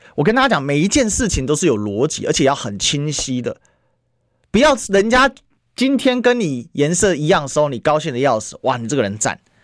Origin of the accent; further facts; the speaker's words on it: Kaohsiung, Taiwan; 我老家高雄